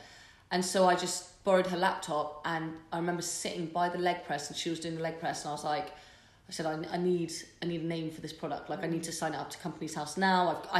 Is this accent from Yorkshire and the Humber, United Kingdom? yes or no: no; Bath, South West England, United Kingdom; born and raised in Bath. Obviously spent a fair bit of time away from Bath, but I'm back.